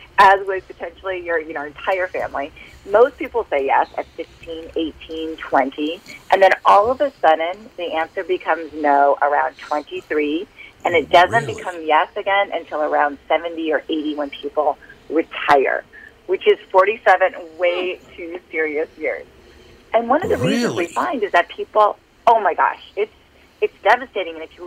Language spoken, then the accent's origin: English; Minnesota, United States; I am from Minnesota